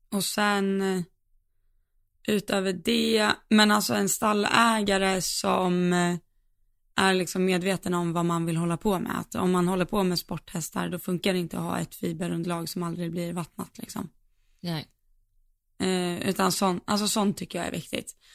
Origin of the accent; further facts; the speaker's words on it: Falun, Dalarna County, Sweden; Men jag är från Falun, born and raised.